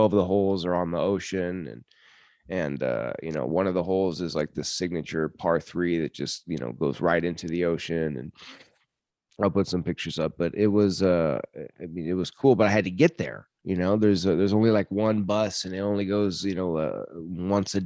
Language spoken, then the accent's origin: English; United States; I'm from America